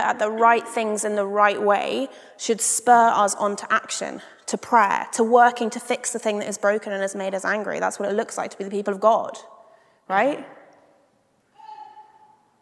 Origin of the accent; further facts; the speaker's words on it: United Kingdom; as a British person